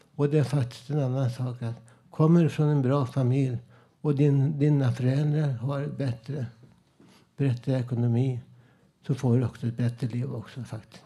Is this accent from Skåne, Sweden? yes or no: no; Stockholm, Stockholm County, Sweden; also born or lived in Södermalm; jag är från Vällingby, där ABC-förorten från 60-talet, 50-talet jag minns ju hur jag bodde där. Jag växte upp